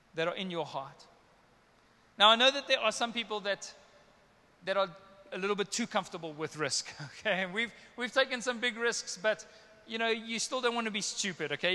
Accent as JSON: {"language": "English", "country": "South Africa", "said": "I'm a South African boy, Afrikaans slash English"}